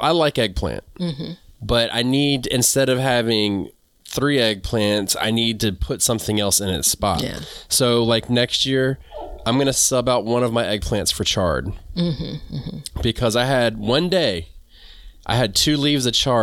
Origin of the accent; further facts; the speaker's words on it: the South, United States; I'm from the South. We call them black-eyed peas.